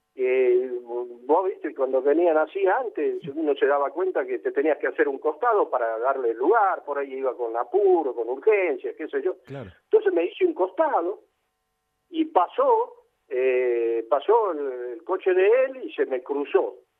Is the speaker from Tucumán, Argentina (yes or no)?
yes; Tucumán, Argentina; moved away; me crié en Tucumán